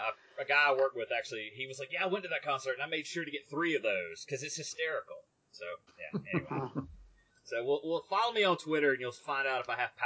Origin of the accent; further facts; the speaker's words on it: Marion County, Mississippi, United States; now in Jackson, United States; where I grew up was in Marion County. It's right on the Louisiana border, and it's probably an hour and a half from the coast.